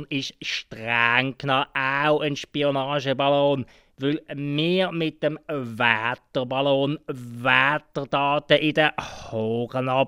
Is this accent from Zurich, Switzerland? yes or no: no; Aargau, Switzerland; Ja gut, für mich als Aargauer ist es klar, oder?